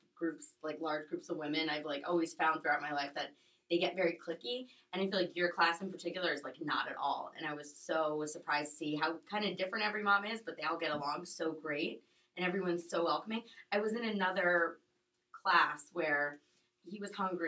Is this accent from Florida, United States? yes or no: yes; Boca Raton, Florida, United States; also born or lived in Miami; I'm originally from Boca. So I grew up here.